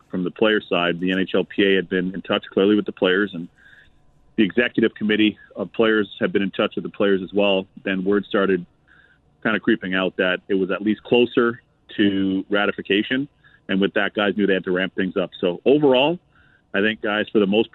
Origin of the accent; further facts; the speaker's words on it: Toronto, Ontario, Canada; moved away as an adult; now in United States; I was raised in Canada, in Toronto specifically, my hometown.